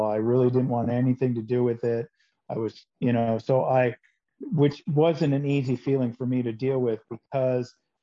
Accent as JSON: {"language": "English", "town": "Seattle", "region": "Washington", "country": "United States", "tie": "born or raised there", "moved": "yes", "lives_now": "Phoenix, United States", "said": "I grew up in Seattle"}